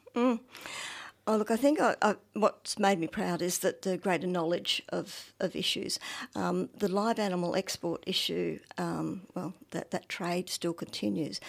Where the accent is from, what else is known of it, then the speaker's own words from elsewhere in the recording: Northern Victoria, Australia; I'm from Northern Victoria. Um, my family were farmers, are farmers, so I, yes, but my first, well, two decades or so on a dairy farm